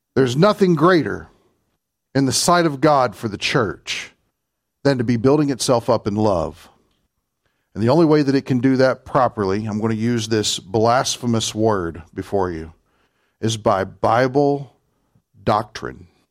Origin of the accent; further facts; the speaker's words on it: Kentucky, United States; accent: Kentucky; my Kentucky accent